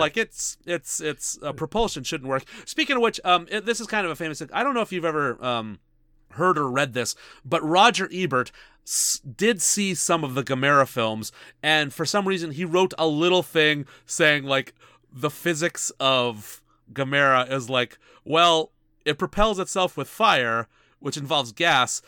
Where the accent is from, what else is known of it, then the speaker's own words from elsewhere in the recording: Canada; we're Canadian